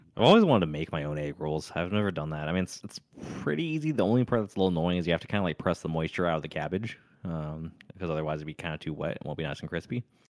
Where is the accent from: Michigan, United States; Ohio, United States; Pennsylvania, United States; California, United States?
California, United States; moved away as an adult; now in Tennessee, United States; I was from California.